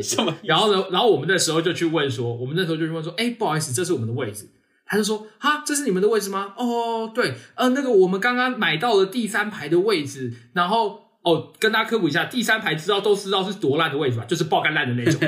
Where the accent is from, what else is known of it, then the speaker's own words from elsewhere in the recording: Taiwan; 我们台湾人都很客气